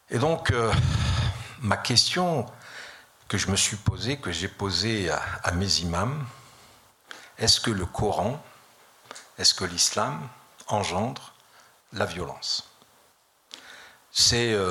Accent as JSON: {"language": "French", "country": "France", "said": "Mais je suis français, fier de l'être."}